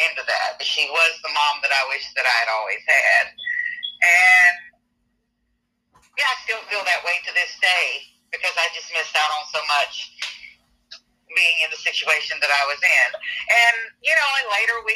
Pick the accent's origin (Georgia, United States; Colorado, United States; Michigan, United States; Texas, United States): Georgia, United States; Thomasville, later near Atlanta; moved away as an adult; now in Nashville, United States; I was born in Thomasville, Georgia, down by the Florida line, about 30 minutes away from Tallahassee, Florida. Grew up down there for a while and then moved a little